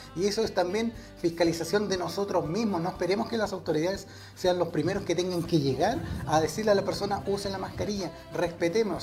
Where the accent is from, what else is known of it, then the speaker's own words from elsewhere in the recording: Chile; como buen chileno